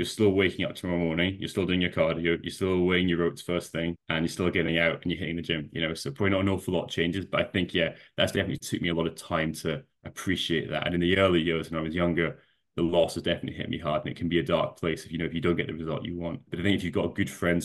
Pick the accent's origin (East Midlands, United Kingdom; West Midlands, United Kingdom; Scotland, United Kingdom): Scotland, United Kingdom; I know you can't tell from the accent, but I am Scottish.